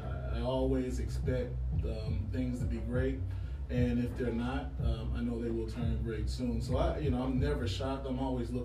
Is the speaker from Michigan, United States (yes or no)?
yes; Detroit, Michigan, United States; also born or lived in El Paso, Texas; now in Atlanta, United States; Detroit's a different place than it was back when I grew up